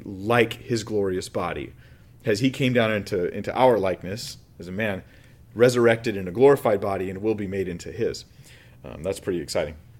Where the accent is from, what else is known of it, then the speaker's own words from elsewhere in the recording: United States; Before I'm American, before I'm anything else, I am a Christian